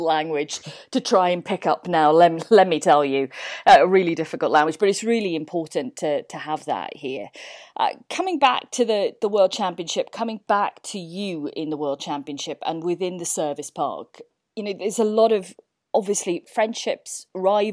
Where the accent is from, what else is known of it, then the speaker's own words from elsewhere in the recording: Welsh, Wales, United Kingdom; I can't speak Welsh, even though I am Welsh